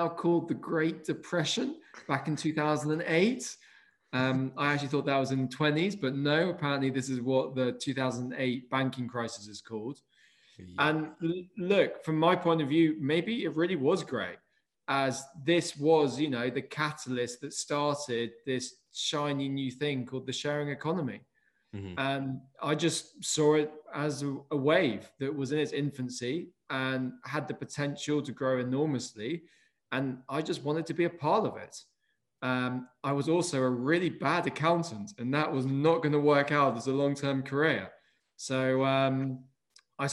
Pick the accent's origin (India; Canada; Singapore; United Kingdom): United Kingdom; also born or lived in London / Somerset; I'm a Brit